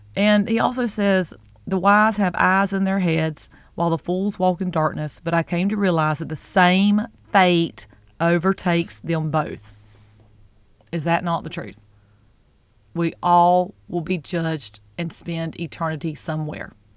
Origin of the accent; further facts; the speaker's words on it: the South, United States; I'm from the South